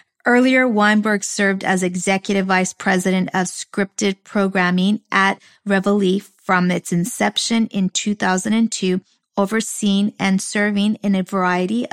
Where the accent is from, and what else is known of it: Los Angeles, California, United States; born or raised there